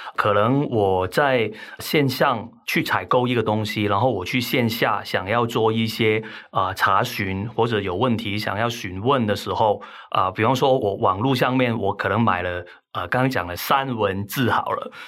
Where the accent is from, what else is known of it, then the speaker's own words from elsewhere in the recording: Hong Kong; accent: Hong Kong; now in Taiwan; 听我口音可能都听得出来，那我其实是香港来的，哈。那我在台湾定居很长时间，但是我的口音就是总是都是改不了